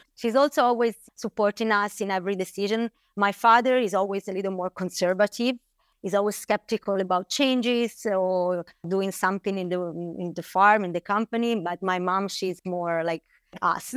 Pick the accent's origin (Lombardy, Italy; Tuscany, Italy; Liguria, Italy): Tuscany, Italy; Bolgheri; I grew up here in Bulgaria